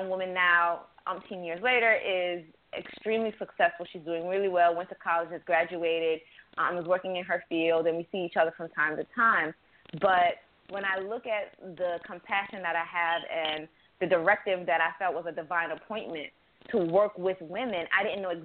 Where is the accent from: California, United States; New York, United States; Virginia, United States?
New York, United States; upstate; also born or lived in an island (birthplace); now in Baltimore, United States; I was raised in upstate New York